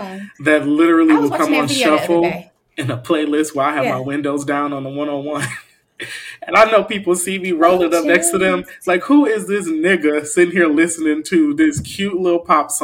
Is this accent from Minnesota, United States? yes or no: no; Detroit, Michigan, United States; growing up in Detroit